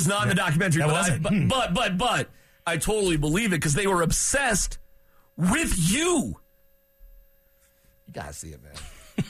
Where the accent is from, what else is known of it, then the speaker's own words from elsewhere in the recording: Massachusetts, United States; moved away; also born or lived in Buffalo, New York; I'm from Massachusetts, and I was when I was a kid. But I lived in Buffalo.